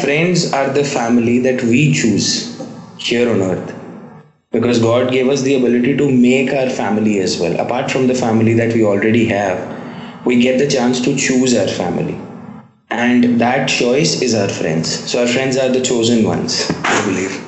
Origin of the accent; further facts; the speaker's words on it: India; I'm a dentist from India